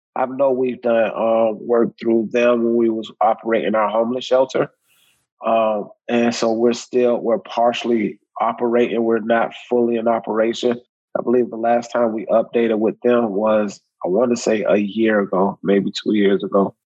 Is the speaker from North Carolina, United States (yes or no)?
no; Riviera Beach, Florida, United States; I'm from Riviera Beach, Florida